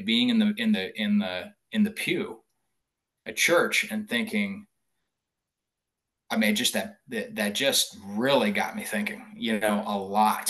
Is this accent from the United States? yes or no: yes; Boise, Idaho, United States; growing up in Boise, Idaho, obviously I went to public schools.